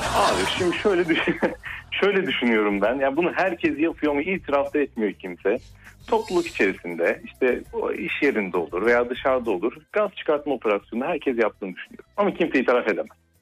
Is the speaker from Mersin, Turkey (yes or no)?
yes; Mersin, Turkey; Mersin'de doğdum.